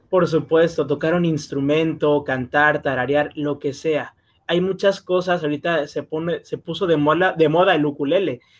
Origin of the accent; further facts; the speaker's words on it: Macuspana, Tabasco, Mexico; Soy del estado de Tabasco, del municipio de Macuspana.